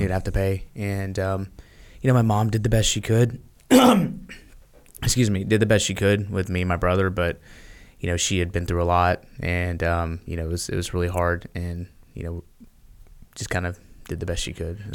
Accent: Memphis, Tennessee, United States; I was born in Memphis, Tennessee

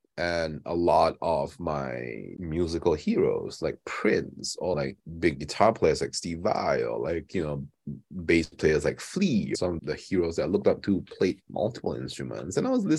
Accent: Kuching, Sarawak, Malaysia; When we were growing up in Kuching

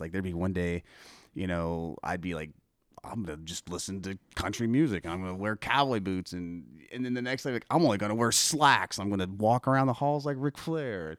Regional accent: Broken Arrow, Oklahoma, United States; also born or lived in Tulsa; I was born in Tulsa and, uh, grew up basically in Broken Arrow

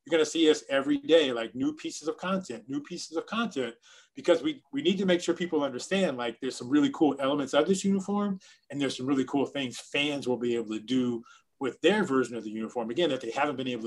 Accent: Miami, Florida, United States

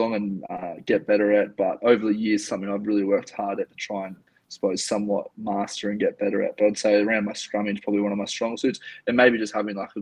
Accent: Yamba, New South Wales, Australia; also born or lived in Brisbane, Australia / Sydney, Australia; I'm from a coastal town in Australia called Yamba. Grew up there pretty much most of my adolescent

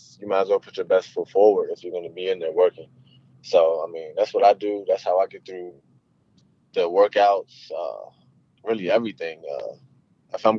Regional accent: Maryland, United States; I'm from Maryland

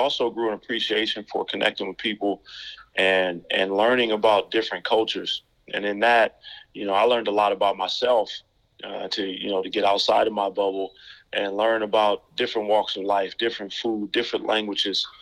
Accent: Oakland, California, United States; also born or lived in Hawaii; I'm born and raised in Oakland, California

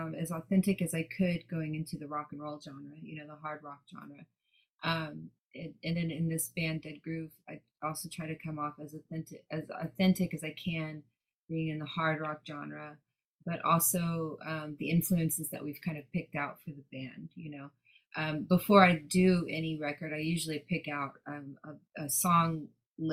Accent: Dallas, Texas, United States; now in Los Angeles, United States; I'm from the South. I live in LA now, but I'm from Dallas.

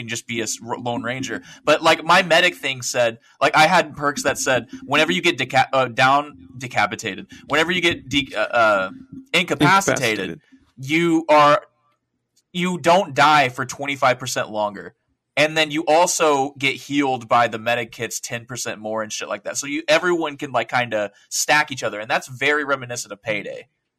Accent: the South, United States; accent: Southern; Yeah, I'm sorry. My southern accent kicked in.

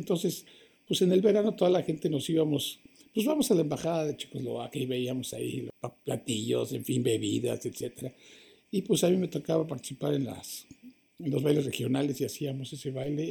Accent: Mexico; moved away as an adult; also born or lived in Toronto, Canada; now in Canada; habíamos muy pocos mexicanos solteros, hombres aquí.

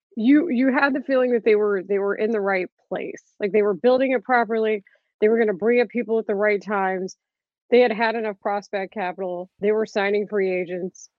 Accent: Dallas, Texas, United States; now in Chicago, United States; I'm from Dallas and I never thought I would end up here

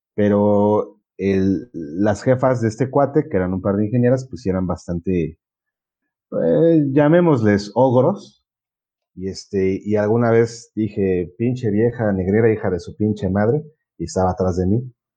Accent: Puebla, Mexico; yo soy de Puebla

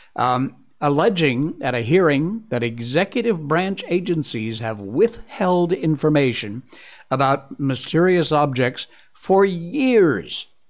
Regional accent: Cornwall, Connecticut, United States; I grew up in Cornwall, Connecticut, which is about as rural as you can get.

